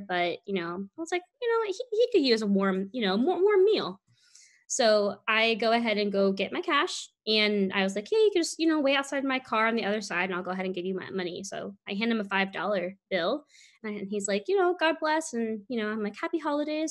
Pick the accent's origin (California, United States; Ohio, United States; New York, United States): California, United States; San Francisco; moved away; freezing cold to me is definitely less than 60 degrees and doesn't get that cold eh, where we're from in San Francisco